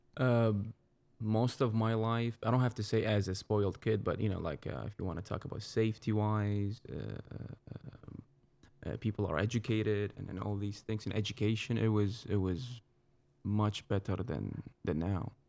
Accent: Baghdad, Baghdad Governorate, Iraq; English is a second language; moved away as an adult; also born or lived in Fort Worth, Texas; now in United States; I'm from the center of Iraq. It's the capital, Baghdad. I was born in nineteen eighty-three

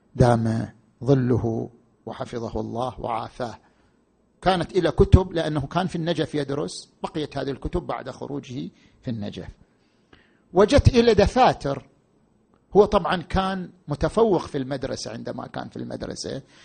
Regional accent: Qatif, Eastern Province, Saudi Arabia; عندنا في القطيف

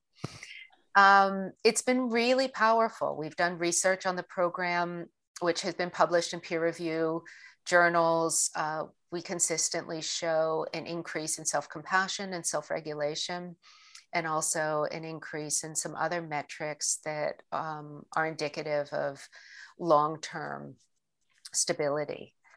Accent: Pittsburgh, Pennsylvania, United States; I grew up in Pittsburgh

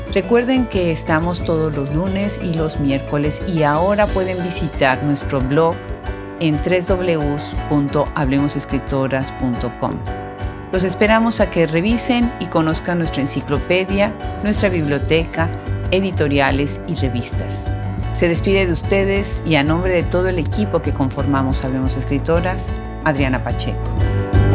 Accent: Mexico; mexicana, como hispanoparlante, aunque también de nacionalidad americana

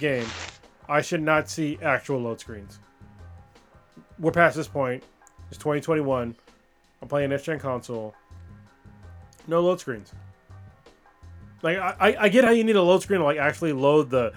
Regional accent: United States; I'm American

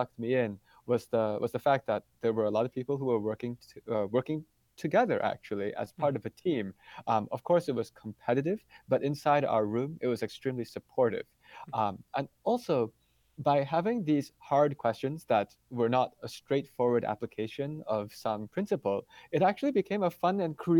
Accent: Madison, Wisconsin, United States; I was born in the United States, and I grew up in Madison, Wisconsin.

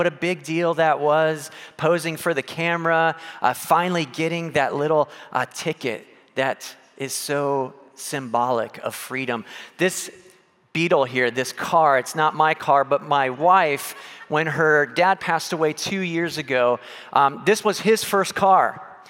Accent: São Paulo, Brazil; I grew up in South America, in Brazil, in São Paulo, and there, it's a big deal.

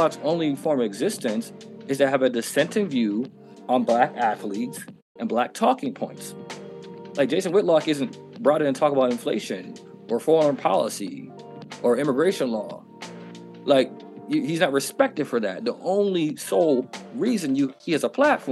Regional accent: United States; as a black American citizen, as an American citizen

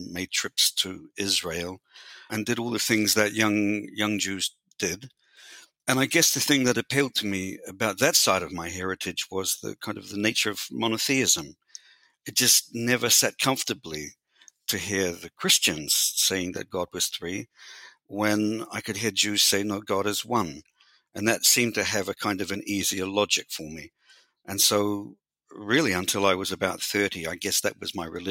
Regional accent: New Zealand; I was born in New Zealand and raised and educated in New Zealand.

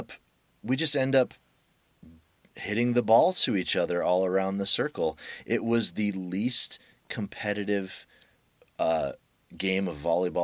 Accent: California, United States; also born or lived in Russia; we're the California dudes.

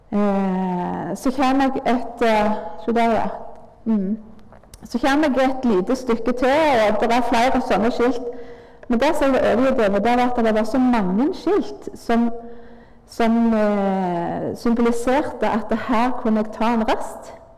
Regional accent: Nærbø, Rogaland, Norway; Jeg eh, vokste opp på Tryggheim. Far, far min var vaktmester

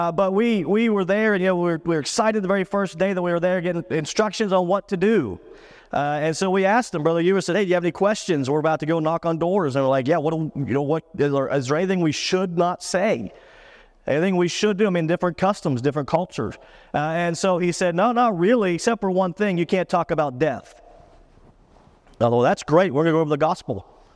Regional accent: Pennsylvania, United States; I grew up in South Central Pennsylvania, about an hour from Pittsburgh, and so I'm a hardcore Steeler fan.

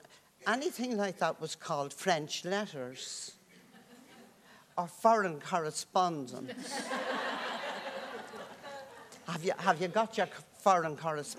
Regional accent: Dublin, Leinster, Ireland; I grew up in the Dublin tenements, and there were people, families living in one room

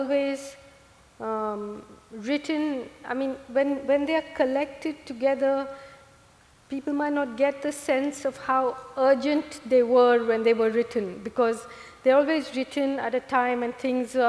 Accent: Kerala, India; moved away; I grew up in Kerala, where the God of Small Things is set

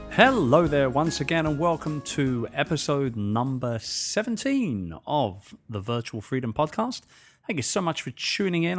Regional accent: England, United Kingdom; accent: English; moved away as an adult; now in Philippines; I'm speaking in my usual English accent

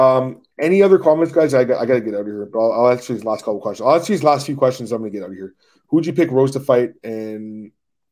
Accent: Canada; I'm obviously Canadian

